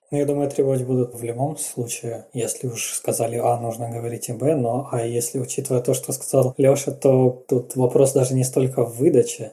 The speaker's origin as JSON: {"language": "Russian", "region": "Eastern Ukraine", "country": "Ukraine", "said": "Я как человек из Восточной Украины"}